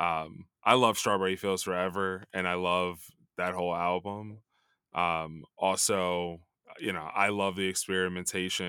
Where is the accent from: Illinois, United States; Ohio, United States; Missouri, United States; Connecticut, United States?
Illinois, United States; Chicago; I grew up in Chicago in the 90s